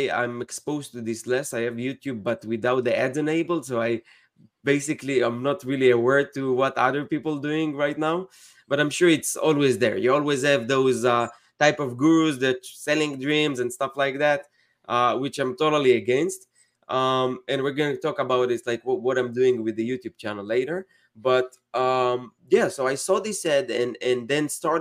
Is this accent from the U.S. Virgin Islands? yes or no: no; Israel; moved away as an adult; now in United States; I'm from Israel originally, and I moved to the States 8 years ago